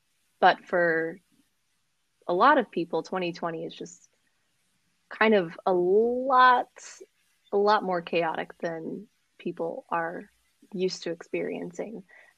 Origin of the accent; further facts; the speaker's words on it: Orange County, California, United States; also born or lived in Colorado / Virginia / Inland Empire; As you said, by way of Colorado and Virginia and California's Inland Empire, I'm also from Orange County, as it would be.